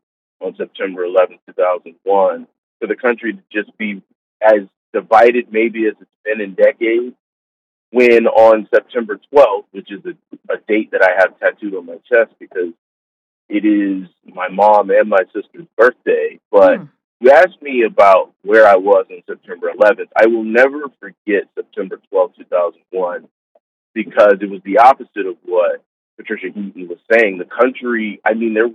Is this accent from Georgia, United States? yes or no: yes; Savannah, Georgia, United States; Born and raised in Savannah, Georgia.